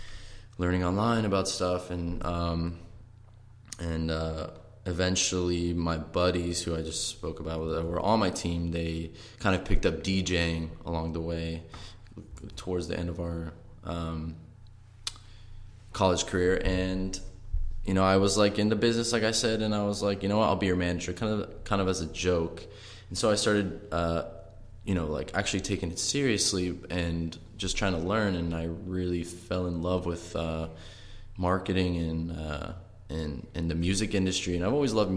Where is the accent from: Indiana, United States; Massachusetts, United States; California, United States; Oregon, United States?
California, United States; Orange County; I'm from Orange County, California